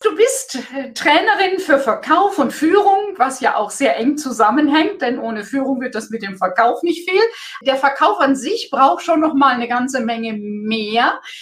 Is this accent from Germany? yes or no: yes; Germany; bei uns in Deutschland